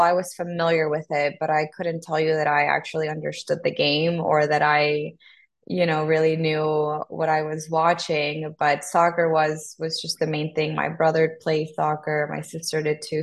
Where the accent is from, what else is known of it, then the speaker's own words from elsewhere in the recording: Tegucigalpa, Francisco Morazán, Honduras; English is a second language; moved away as an adult; also born or lived in Texas; I was born in Tegucigalpa, that's the capital. Born and raised there until I was 18